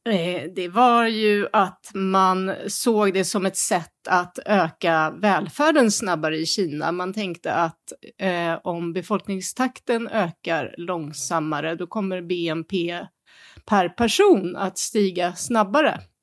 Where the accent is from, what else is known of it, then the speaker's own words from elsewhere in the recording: Sweden; now in Beijing, China; som svensk